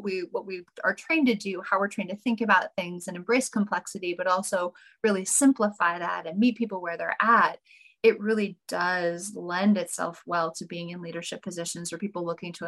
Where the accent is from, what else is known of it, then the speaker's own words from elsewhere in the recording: North Dakota, United States; moved away as an adult; also born or lived in Sacramento, California; I was born and raised in North Dakota